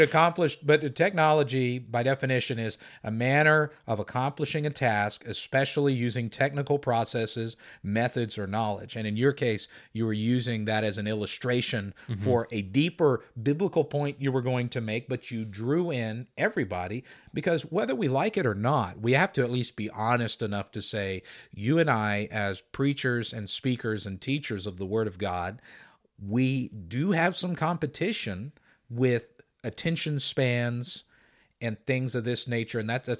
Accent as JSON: {"language": "English", "town": "Valley Center", "region": "Kansas", "country": "United States", "tie": "born or raised there", "said": "the church I grew up in Valley Center, Kansas, there were deaf people who attended."}